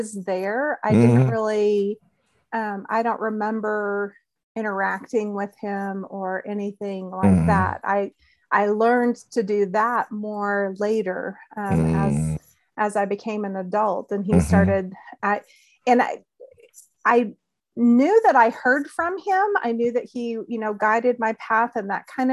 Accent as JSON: {"language": "English", "region": "New Mexico", "country": "United States", "tie": "born or raised there", "said": "And I grew up in New Mexico, and I grew up in the Nazarene church."}